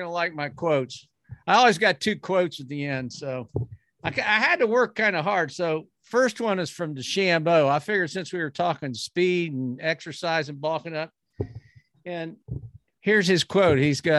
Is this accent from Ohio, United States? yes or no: yes; Columbus, Ohio, United States; when I grew up in Columbus